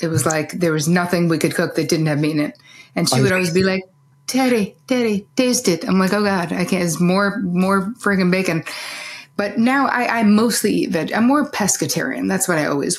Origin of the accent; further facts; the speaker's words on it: New Jersey, United States; growing up in New Jersey